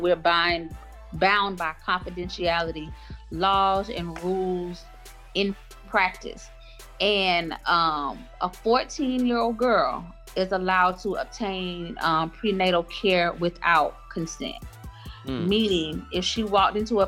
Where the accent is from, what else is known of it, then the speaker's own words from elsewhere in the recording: Augusta, Georgia, United States; also born or lived in Atlanta, Georgia; my hometown of Augusta, Georgia, and then being in Atlanta